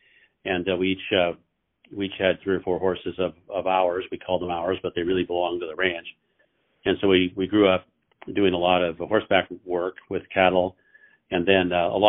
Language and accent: English; Eastern Oregon, United States; I was raised over in Eastern Oregon on a series of different cattle ranches.